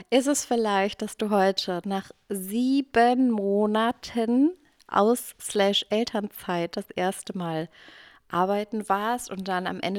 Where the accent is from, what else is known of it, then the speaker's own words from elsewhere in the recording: Eifel, Germany; Ja, ich komme auch aus der Eifel.